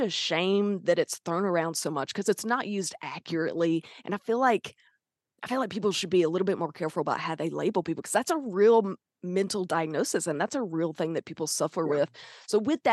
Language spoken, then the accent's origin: English; Arkansas, United States; accent: Southern twang; That is where I'm from. We are from the South. That's where that twang comes from